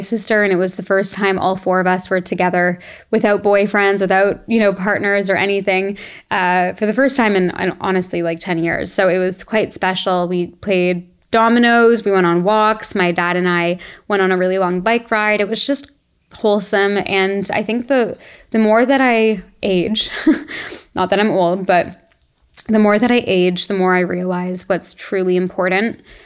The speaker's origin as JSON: {"language": "English", "town": "Toronto", "region": "Ontario", "country": "Canada", "tie": "born or raised there", "moved": "as an adult", "said": "we grew up in Toronto"}